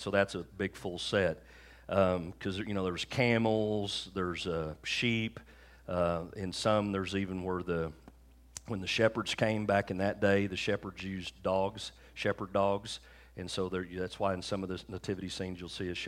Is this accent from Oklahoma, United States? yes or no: yes; Oklahoma, United States; also born or lived in Bowie, Texas; we come back to Oklahoma.